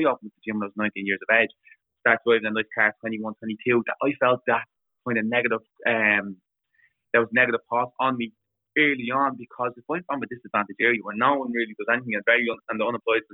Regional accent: Dublin, Leinster, Ireland; I'm a lad from Dublin, and no matter what, where I am, that'll always come out with me.

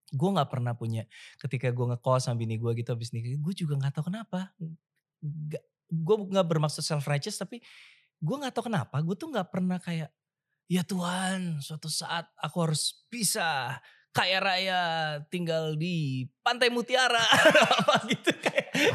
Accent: Jakarta, Indonesia; moved away as an adult; gue dibully sebagai Cina di uh, Jakarta ketika gue remaja

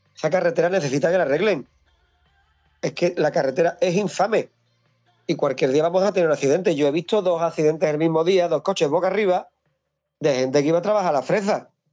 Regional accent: Hinojos, Andalusia, Spain; La carretera que va de Hinojos, mi pueblo, al monte, que la cojo todos los días

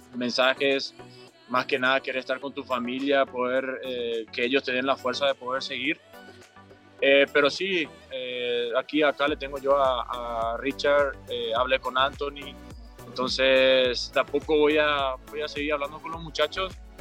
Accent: Paraguay; moved away as an adult; now in Mexico; como otro paraguayo más

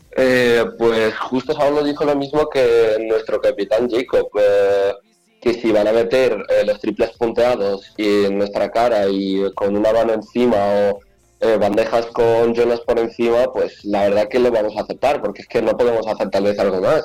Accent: Spain; also born or lived in Ukraine; Nací allí y a los nueve años me vine aquí a España con mi madre

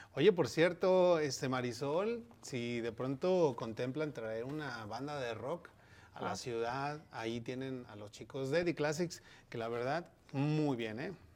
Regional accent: Mexico; now in United States; eso yo creo que no es parte de nuestra cultura como mexicanos

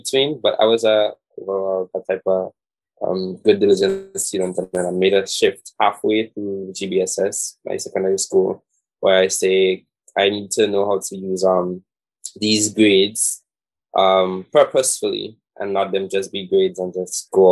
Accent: Saint David, Grenada; I'm from St. David's.

